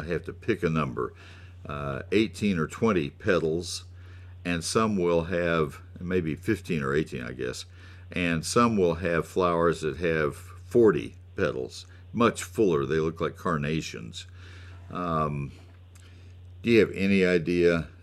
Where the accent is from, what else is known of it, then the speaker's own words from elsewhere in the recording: College Station, Texas, United States; when I was growing up in College Station, Texas A&M had them all across the campus.